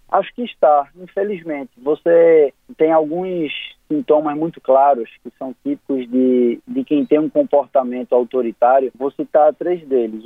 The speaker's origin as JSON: {"language": "Portuguese", "region": "Northeast Region", "country": "Brazil", "said": "Como bom nordestino"}